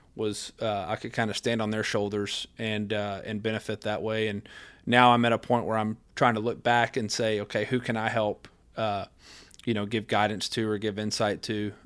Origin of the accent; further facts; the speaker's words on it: West Texas, United States; since I was a little bitty guy growing up in West Texas